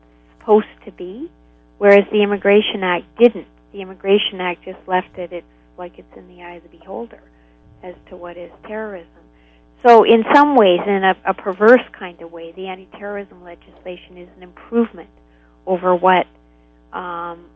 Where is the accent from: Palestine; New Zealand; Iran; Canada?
Canada; as a Canadian